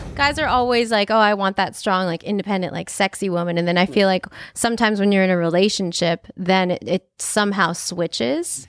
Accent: United States; I'm Filipino American. I was born here and I am, I belong here too.

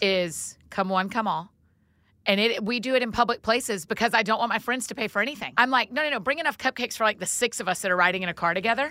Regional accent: Atlanta, Georgia, United States; moved away; I grew up in Georgia

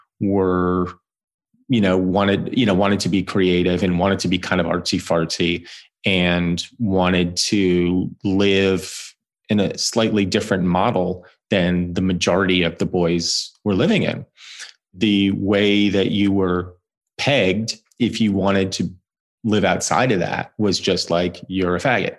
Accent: New Jersey, United States; I grew up in New Jersey in the mid-1980s

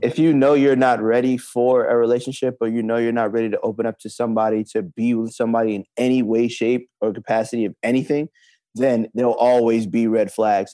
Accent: Brooklyn, New York, United States; Thirty-one and I'm from Brooklyn, New York

